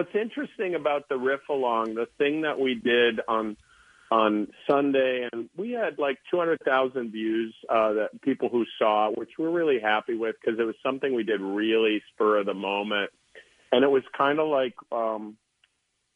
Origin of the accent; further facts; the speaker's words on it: Midwest, United States; moved away as an adult; now in Philadelphia, United States; I'm from the Midwest, but we've been here 10 years